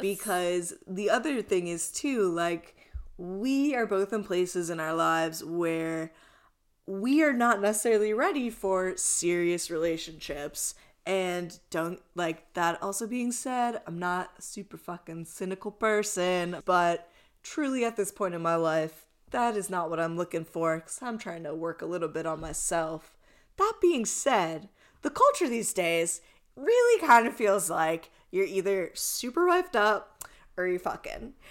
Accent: East Coast, United States; now in Los Angeles, United States; I'm from the East Coast

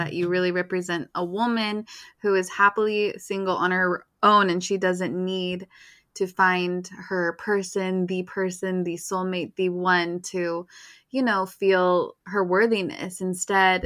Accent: Utah, United States; I grew up in Utah, and Utah, it's wild mm-hmm. that I'm 31 and single

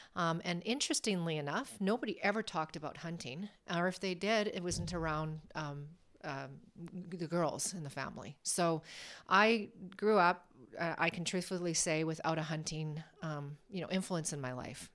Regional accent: Alberta, Canada; I was born and raised in Alberta, a province in Canada.

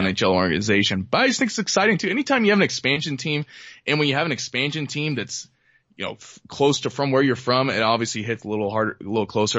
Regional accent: Washington, United States; now in Reno, United States; when we grew up in Washington

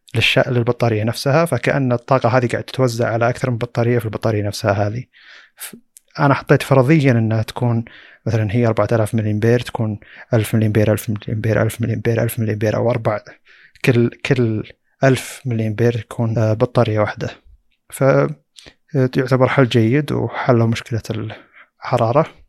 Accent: Saudi Arabia; عندنا في السعوديه

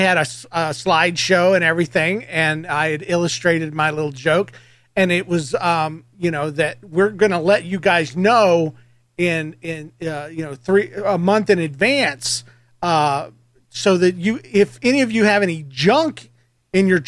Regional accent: Georgia, United States; I'm from Georgia as well

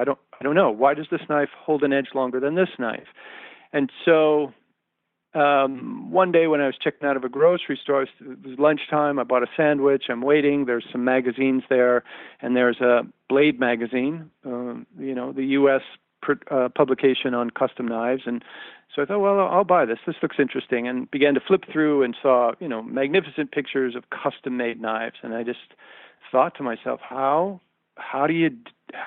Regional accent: Detroit, Michigan, United States; I'm from Detroit

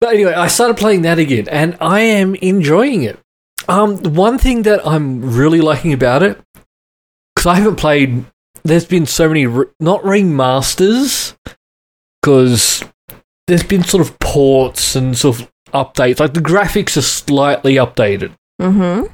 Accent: Sydney, New South Wales, Australia; I grew up in Western Sydney

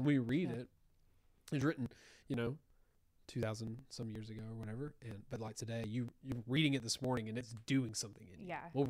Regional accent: United States; as American Christians

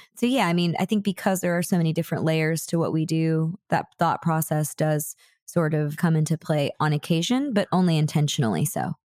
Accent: Houston, Texas, United States; moved away; I was born in Houston

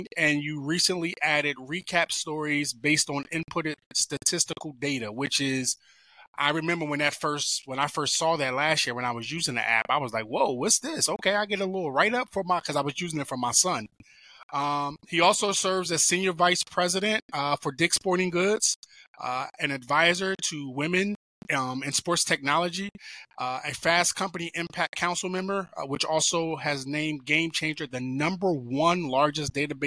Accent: Philadelphia, Pennsylvania, United States; I know you out there on the East Coast, which is where I'm from. I'm from Philadelphia.

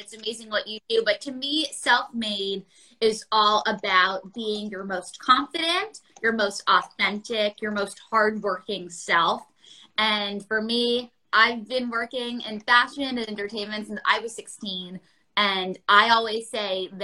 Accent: New York City, New York, United States; growing up in New York City, surrounded by the stores, you walk up Madison Avenue

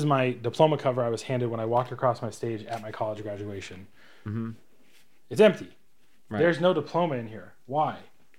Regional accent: Atlanta, Georgia, United States; I'm a PA from Atlanta.

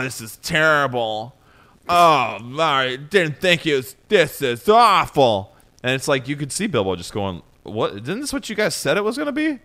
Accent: Southeastern Ohio, United States; I'm from Southeastern Ohio

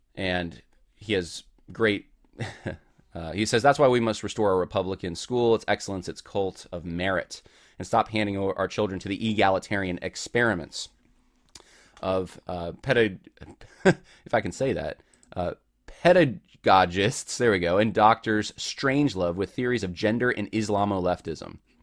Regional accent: Southern California, United States; moved away; I'm originally from Southern California

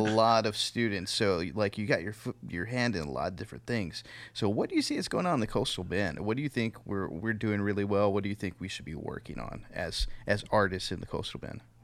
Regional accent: Kingsville, Texas, United States; I'm from Kingsville

